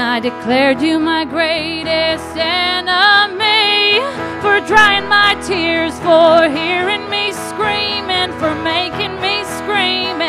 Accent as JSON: {"language": "English", "country": "United States", "moved": "yes", "lives_now": "United Kingdom", "said": "because I'm American"}